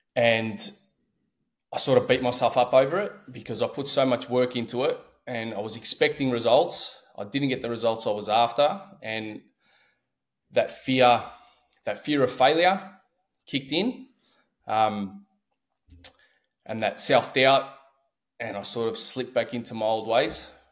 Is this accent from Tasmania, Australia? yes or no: no; Melbourne, Victoria, Australia; I'm from Australia